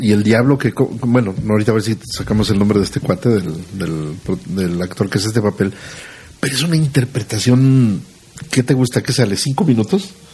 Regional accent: Aguascalientes, Mexico; los que somos de aquí de Aguascalientes

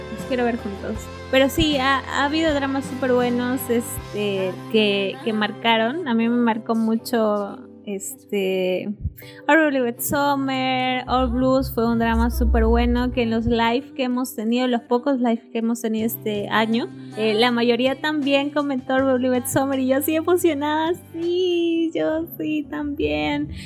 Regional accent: Peru; nosotros somos peruanas

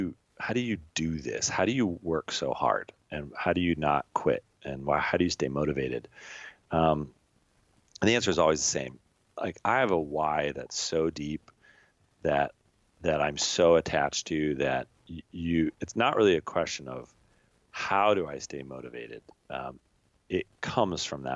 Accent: Colorado, United States; moved away as an adult; also born or lived in England; born and raised in Colorado, in America

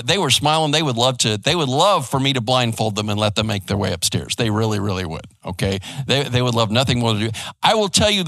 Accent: Arizona, United States; also born or lived in West Coast; now in Garland, United States; I grew up in Arizona and over on the West Coast

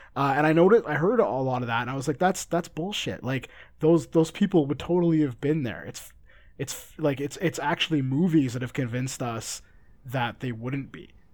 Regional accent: Canada; I'm Canadian

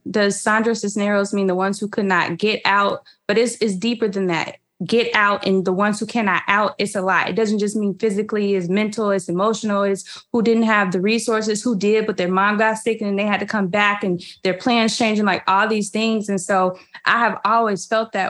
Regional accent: Riverdale, Illinois, United States; also born or lived in Chicago; I grew up at one point in Riverdale, and Riverdale had a 606 area code while I was living there

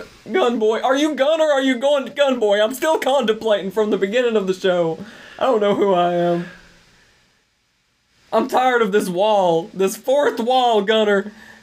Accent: United States

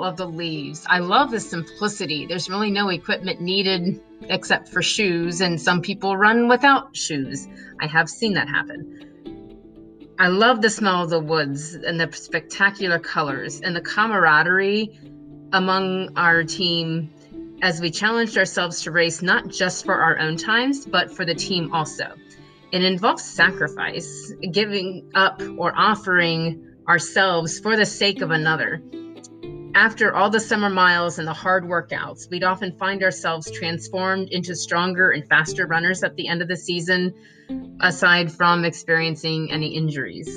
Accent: Cassella, Ohio, United States; I grew up in Maria Stein, Ohio, actually a small town outside of Maria Stein called Casella

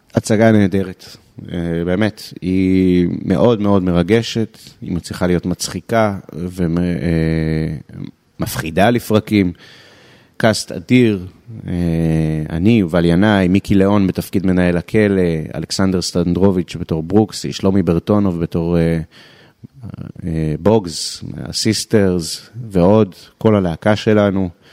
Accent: Israel; אנחנו כישראלים

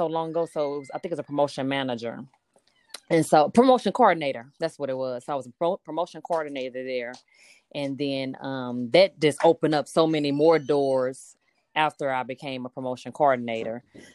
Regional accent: Houston, Texas, United States; I'm originally from Houston, Texas.

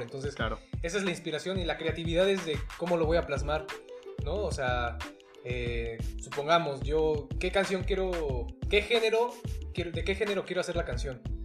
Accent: Huauchinango, Puebla, Mexico; soy originario de Huauchinango, Puebla

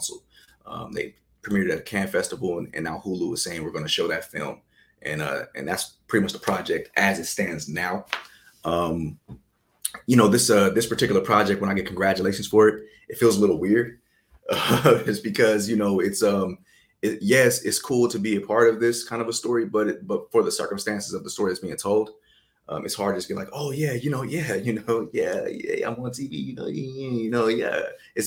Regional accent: Inland Empire, California, United States; moved away as an adult; also born or lived in Berkeley, California / Texas; I was born in Berkeley, California, raised in the Inland Empire, which is a little bit off of Los Angeles going east. So born and raised in California.

